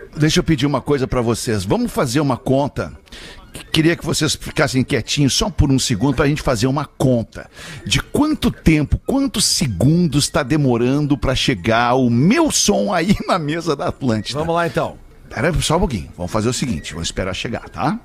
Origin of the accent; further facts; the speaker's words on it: Brazil; Como sendo brasileiro